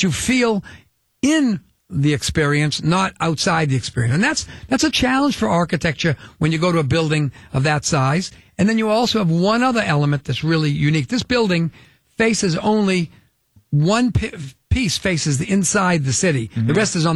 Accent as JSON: {"language": "English", "town": "Boston", "region": "Massachusetts", "country": "United States", "said": "we're both from Boston"}